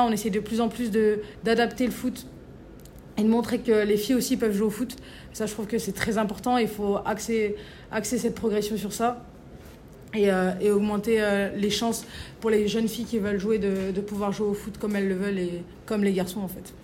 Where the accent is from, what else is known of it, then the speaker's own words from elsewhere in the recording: Valence, Auvergne-Rhône-Alpes, France; now in Lyon, France; quand on vient d'une petite ville comme ça, qu'on vient de Valence